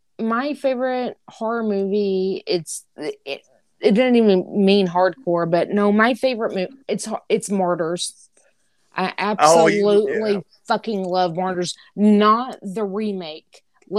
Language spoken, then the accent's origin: English; Antioch, United States; I'm from Antioch.